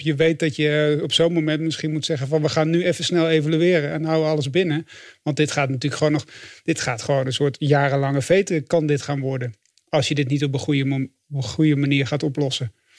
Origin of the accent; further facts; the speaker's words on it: Flanders, Belgium; als Vlaming